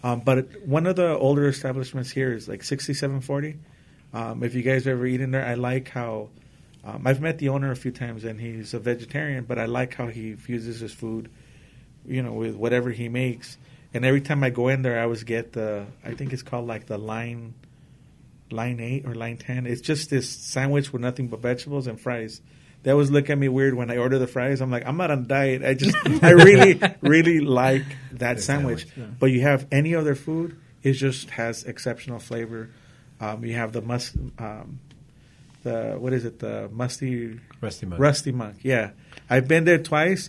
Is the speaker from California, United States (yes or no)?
yes; Los Angeles, California, United States; now in Whittier, United States; Where I grew up in East L.A.